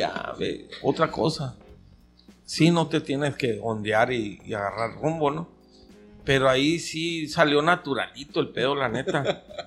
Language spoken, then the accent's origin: Spanish; Caborca, Sonora, Mexico; de aquí de Caborca, de mi pueblo